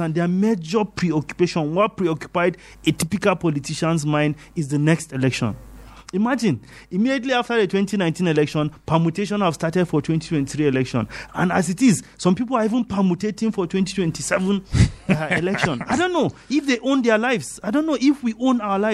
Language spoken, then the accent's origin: English; Jos, Plateau, Nigeria; We are born and brought up in Jos.